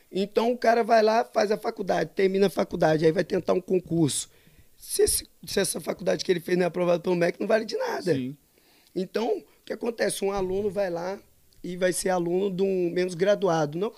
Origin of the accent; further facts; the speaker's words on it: Macaé, Rio de Janeiro, Brazil; also born or lived in Espírito Santo / Bahia; now in Domingos Martins, Brazil; eu sou de Macaé, Rio